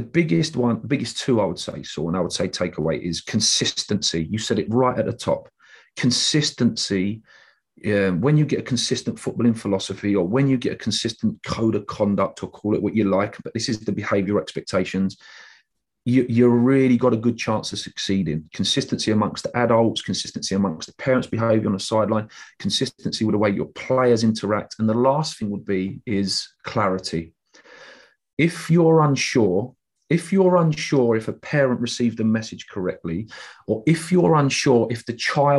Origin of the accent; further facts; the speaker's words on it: England, United Kingdom; us as English people